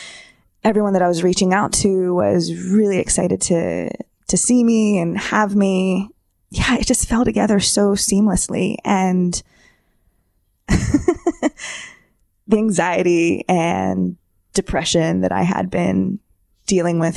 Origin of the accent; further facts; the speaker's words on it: Central Pennsylvania, United States; also born or lived in Philadelphia; I'm from Central PA. I've pretty much lived here my whole life